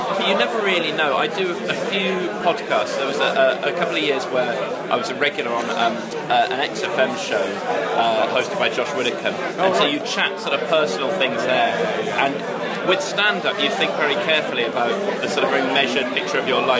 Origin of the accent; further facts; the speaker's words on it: Tokyo, Japan; born there; I was born in Tokyo